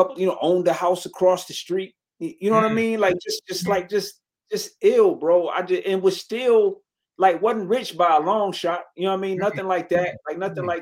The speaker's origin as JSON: {"language": "English", "town": "Detroit", "region": "Michigan", "country": "United States", "said": "I'm from Detroit."}